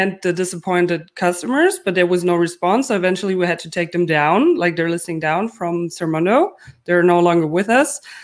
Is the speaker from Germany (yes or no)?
yes; Germany